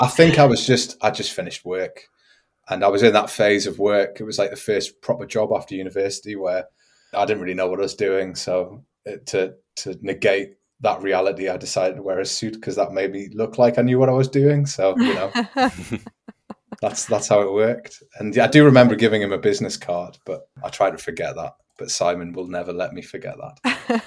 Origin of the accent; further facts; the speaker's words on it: Newcastle upon Tyne, North East England, United Kingdom; moved away as an adult; now in Augsburg, Germany; Newcastle upon Tyne